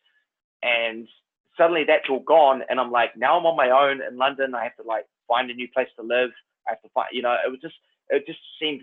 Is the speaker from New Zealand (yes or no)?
yes; New Zealand; accent: Kiwi; my own Kiwi accent